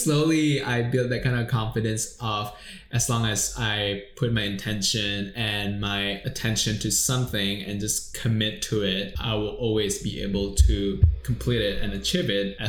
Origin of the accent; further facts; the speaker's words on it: Indonesia; now in Singapore; I came from Indonesia, lived here for 10 years in Singapore